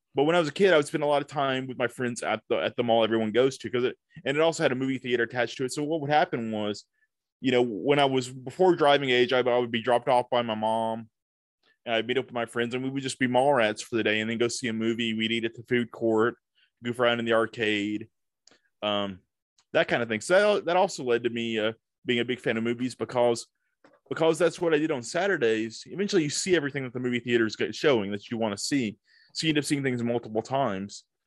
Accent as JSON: {"language": "English", "town": "Tupelo", "region": "Mississippi", "country": "United States", "tie": "born or raised there", "moved": "yes", "lives_now": "Nashville, United States", "said": "I grew up in this small town"}